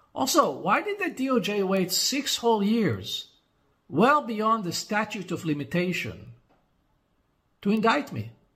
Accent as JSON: {"language": "English", "country": "Israel"}